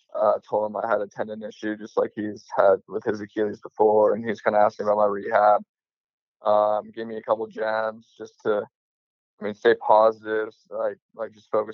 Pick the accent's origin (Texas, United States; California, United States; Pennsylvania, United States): California, United States; the Bay Area; I am from the Bay